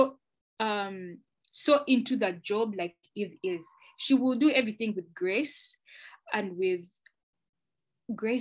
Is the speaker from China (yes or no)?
no; Uganda; moved away as an adult; now in Canada; I'm from Uganda